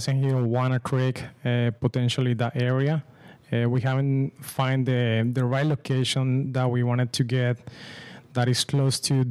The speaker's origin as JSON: {"language": "English", "country": "Colombia", "moved": "yes", "lives_now": "California, United States", "said": "I'm originally from Colombia"}